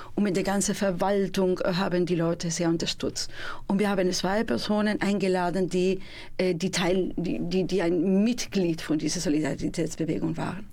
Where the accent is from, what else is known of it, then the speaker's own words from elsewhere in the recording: Spain; German is a second language; now in Münster, Germany; bin ich Spanierin